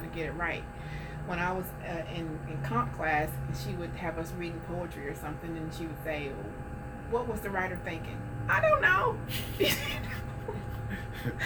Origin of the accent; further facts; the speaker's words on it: New Orleans, Louisiana, United States; I come from Holly Grove